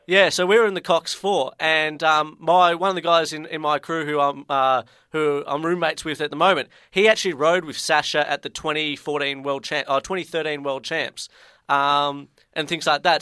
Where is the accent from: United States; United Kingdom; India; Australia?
Australia; Ballarat, Victoria; moved away; I'm actually from Ballarat originally